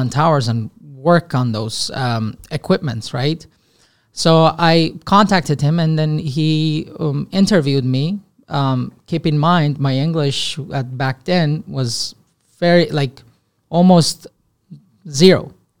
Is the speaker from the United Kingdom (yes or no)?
no; Syria; moved away as an adult; now in Canada; I am Armenian, born and raised in Syria.